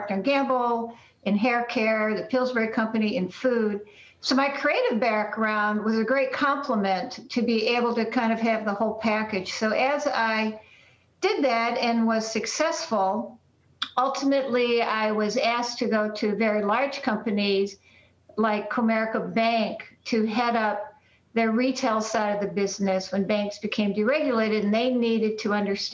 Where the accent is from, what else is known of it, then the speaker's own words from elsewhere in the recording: Detroit, Michigan, United States; I was born in Detroit, Michigan